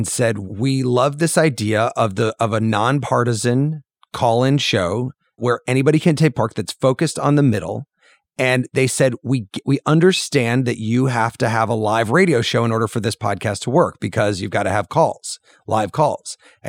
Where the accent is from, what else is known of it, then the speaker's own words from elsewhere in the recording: Illinois, United States; When I was growing up in Central Illinois, I used to listen to the radio at night.